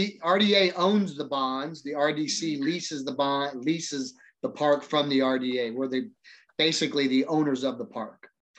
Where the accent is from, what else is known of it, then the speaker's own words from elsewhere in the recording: Kokomo, Indiana, United States; I was born and raised here in Central Indiana, grew up actually in Kokomo.